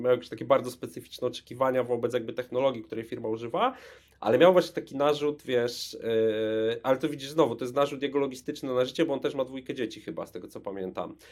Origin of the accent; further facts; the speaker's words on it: Łódź, Łódź Voivodeship, Poland; z Łodzi pochodzę